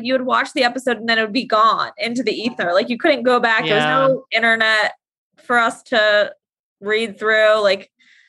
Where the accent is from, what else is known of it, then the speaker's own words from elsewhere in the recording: New York City, New York, United States; I grew up in New York City